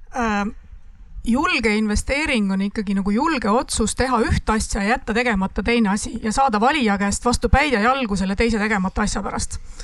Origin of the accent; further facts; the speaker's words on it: Lüganuse Parish, Ida-Viru County, Estonia; Lüganuse valda, mis on minu koduvald